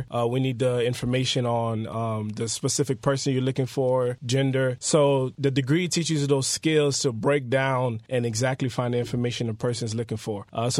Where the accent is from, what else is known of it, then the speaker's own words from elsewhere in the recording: North Miami, Florida, United States; also born or lived in Port-au-Prince, Haiti; so I was born in Haiti. I was born in Port-au-Prince. I came over to the United States when I was 6 years old. So I was raised here in America in the best city, as we call it, North Miami. Best district, District 4.